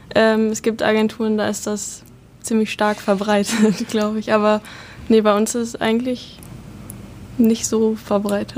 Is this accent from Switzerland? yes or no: no; Bielefeld, North Rhine-Westphalia, Germany; moved away as an adult; now in Hamburg, Germany; ich komme aus der Stadt, die es nicht gibt, quasi, also aus der Ecke Bielefeld. Ähm, ja, und bin jetzt seit 2018 hier in Hamburg.